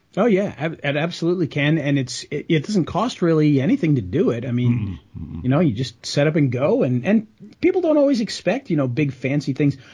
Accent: Rhode Island, United States; I grew up in Rhode Island

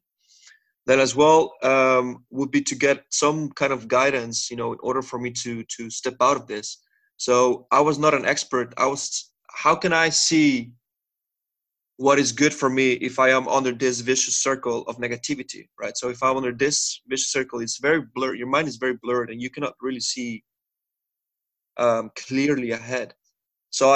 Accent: Mexico; moved away as an adult; now in Netherlands; I'm originally from Mexico, but I've been living here in the Netherlands now for 7 years.

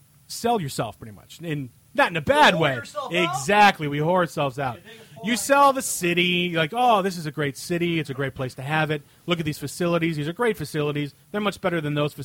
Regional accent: Cleveland, Ohio, United States; I do love my hometown, Cleveland

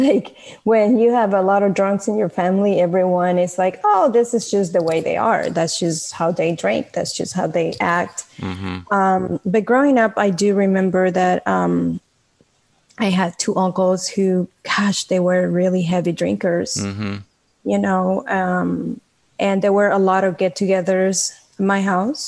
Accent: Venezuela; moved away as an adult; now in United States; I was born in Venezuela.

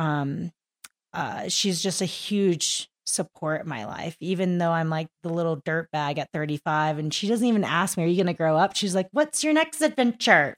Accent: Kingwood, Texas, United States; moved away; I'm from Kingwood, Texas

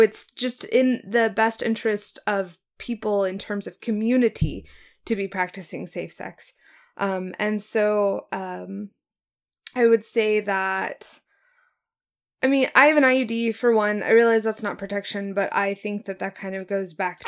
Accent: Oklahoma, United States; moved away; also born or lived in Norman, Oklahoma / Pittsburgh, Pennsylvania; I am from Oklahoma. I'm a dual citizen, 14 years in Norman, 15 years in Pittsburgh

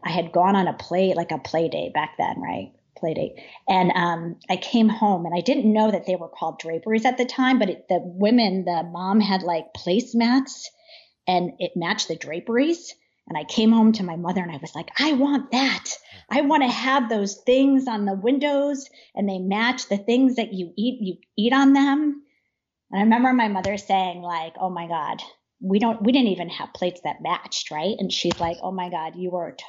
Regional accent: Trumbull, Connecticut, United States; I grew up in Trumbull

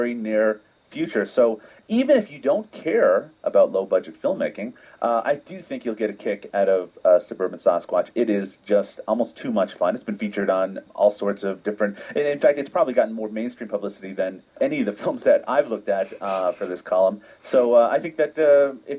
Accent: Newfoundland and Labrador, Canada; now in Ontario, Canada; I'm originally from Newfoundland

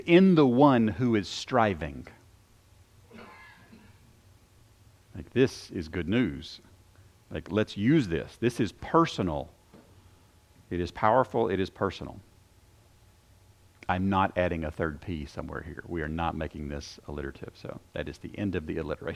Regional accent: Shelbyville, United States; we had a garden growing up in Shelbyville

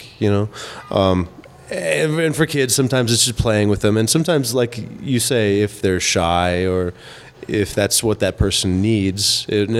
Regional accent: Colorado, United States; I grew up in Colorado

